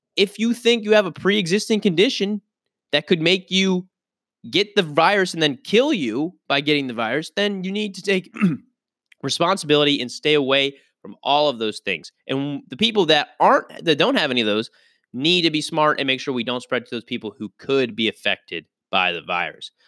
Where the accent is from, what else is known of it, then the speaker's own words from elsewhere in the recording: Pittsburgh, Pennsylvania, United States; moved away; I grew up in Pittsburgh